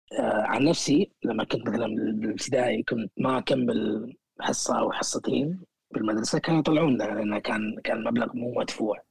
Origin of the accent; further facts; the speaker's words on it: Kuwait; moved away as an adult; also born or lived in Sulaibiya, Kuwait; now in United Kingdom; إني من، من، من الكويت